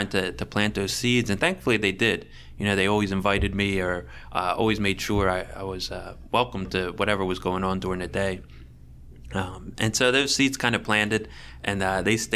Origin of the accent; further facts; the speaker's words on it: Franklinville, New Jersey, United States; I'm from Franklinville